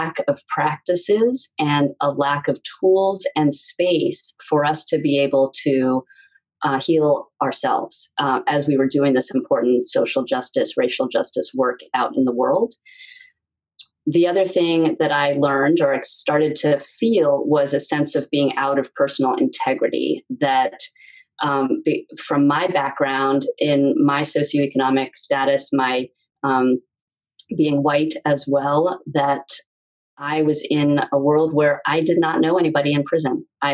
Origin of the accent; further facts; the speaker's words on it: New York City, New York, United States; I grew up in New York City